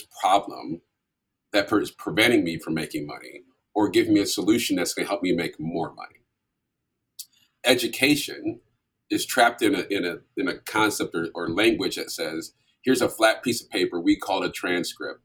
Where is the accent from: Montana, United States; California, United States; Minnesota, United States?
Minnesota, United States; St. Paul; moved away as an adult; also born or lived in Vermillion, South Dakota; I grew up in St. Paul, Minnesota